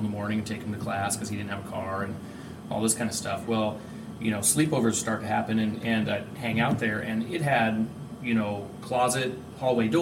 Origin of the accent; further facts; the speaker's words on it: Tucson, Arizona, United States; also born or lived in Lakeside, Arizona; I was born and raised in Tucson, Arizona. Well, I was born in a Lakeside, Arizona, near Snowflake